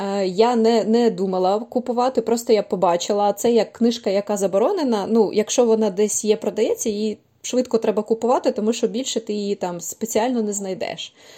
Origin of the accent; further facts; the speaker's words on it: Kyiv, Ukraine; я киянка